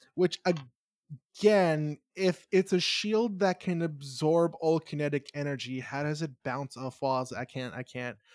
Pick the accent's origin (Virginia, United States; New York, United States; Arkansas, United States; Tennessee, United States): New York, United States; I'm a New Yorker